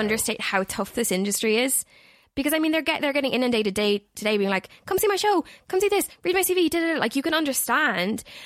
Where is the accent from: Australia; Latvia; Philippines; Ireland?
Ireland; Galway, Connacht; I am from Galway, that is in the Republic of Ireland